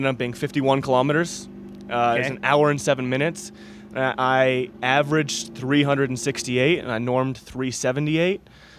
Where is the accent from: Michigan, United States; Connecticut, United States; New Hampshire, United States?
Michigan, United States; I'm from Michigan